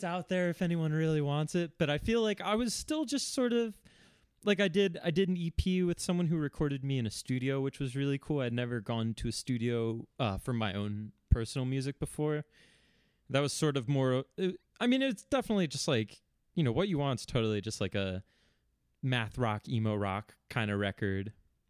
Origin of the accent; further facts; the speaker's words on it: Philadelphia, Pennsylvania, United States; growing up in Philadelphia in the late 2000s was like DIY sort of like math rock music was just everywhere.